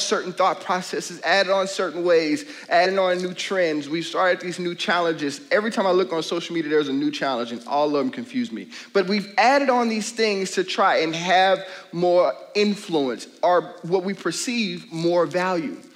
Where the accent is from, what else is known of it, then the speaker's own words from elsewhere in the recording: Louisiana, United States; I'm from Louisiana.